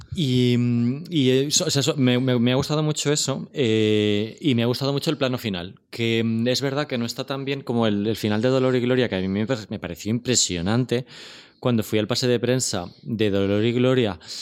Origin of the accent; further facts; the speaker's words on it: Spain; como español